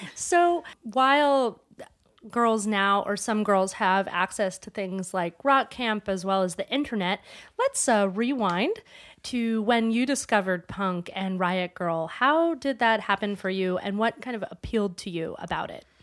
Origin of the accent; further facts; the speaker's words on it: Maine, United States; when I was growing up in Maine